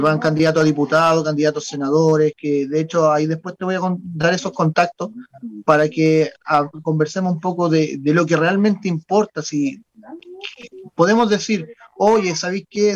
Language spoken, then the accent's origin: Spanish; Chile; como buen chileno